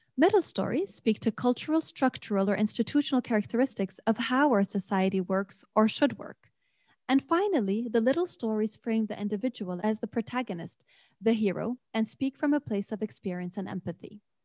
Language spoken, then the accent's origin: English; Beirut, Beirut Governorate, Lebanon; now in Lund, Sweden; today from Beirut, Lebanon, where I'm from.